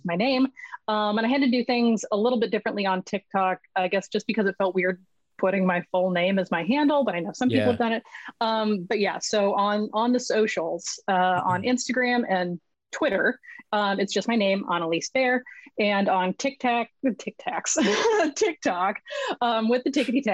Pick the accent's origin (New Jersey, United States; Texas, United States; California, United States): California, United States; Los Angeles; also born or lived in Vancouver, British Columbia; I'm originally from Los Angeles, and I am currently sitting in a chair in Vancouver, British Columbia.